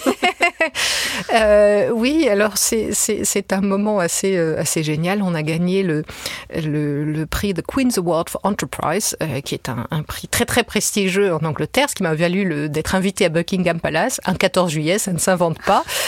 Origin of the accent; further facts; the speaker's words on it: France; je suis française